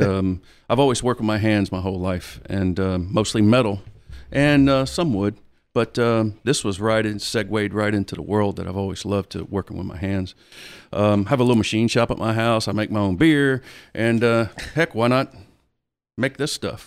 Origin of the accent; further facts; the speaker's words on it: Biloxi, Mississippi, United States; also born or lived in Ocean Springs (ASR 'Sosher'), Mississippi; I'm, I'm originally from Biloxi